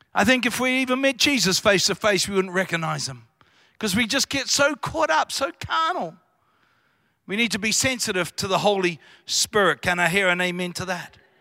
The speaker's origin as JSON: {"language": "English", "country": "New Zealand", "tie": "born or raised there", "accent": "Kiwi", "said": "I come from Royal New, Roy-, Royal New Zealand. I was brought up on a farm, small town of three thousand people"}